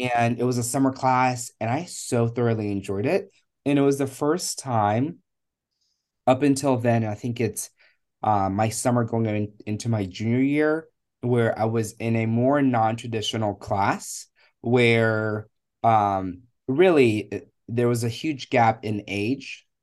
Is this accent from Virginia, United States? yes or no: yes; Richmond, Virginia, United States; also born or lived in Kenya; I was born in Kenya. And I came to the United States when I was eight years old. Um, and I have lived in Richmond, Virginia most of my life